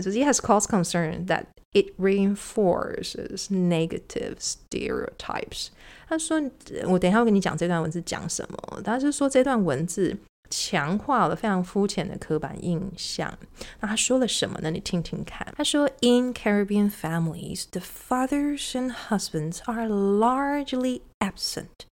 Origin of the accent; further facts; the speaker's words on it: Taiwan; 我们在台湾长大